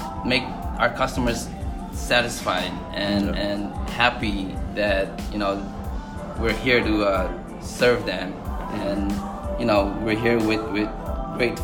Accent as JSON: {"language": "English", "region": "Hawaii", "country": "United States", "tie": "born or raised there", "said": "growing up in Hawaii, me and my wife, as little kids"}